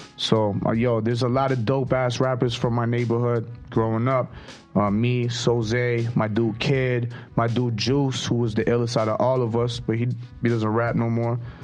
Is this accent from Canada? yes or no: yes; Toronto, Ontario, Canada; brown bag money from the north side, man, Toronto, Canada.